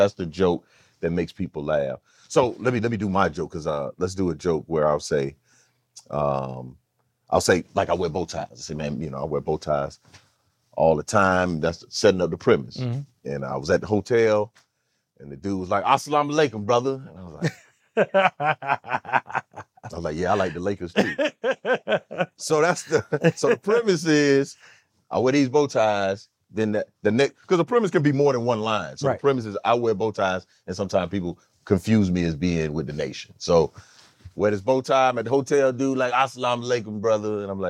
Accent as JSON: {"language": "English", "region": "California", "country": "United States", "said": "You know, I'm from California, so I get to visit the Atlanta Culinary School of Art, the Waffle House."}